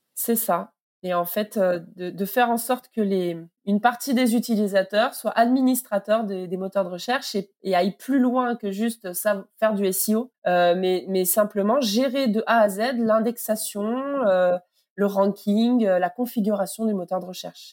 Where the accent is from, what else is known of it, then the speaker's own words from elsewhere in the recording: Toulouse, Occitania, France; Je suis euh, toulousaine